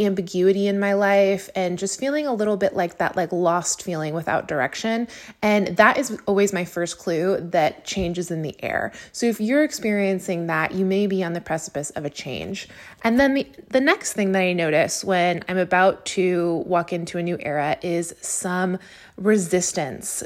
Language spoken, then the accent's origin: English; Napa, California, United States; moved away as an adult; now in Los Angeles, United States; my hometown of Napa